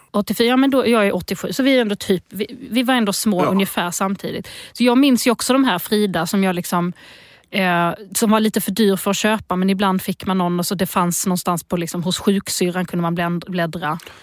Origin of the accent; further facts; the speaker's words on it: Lund, Skåne, Sweden; accent: Lund dialect; also born or lived in Eslöv; Jag kommer från Lund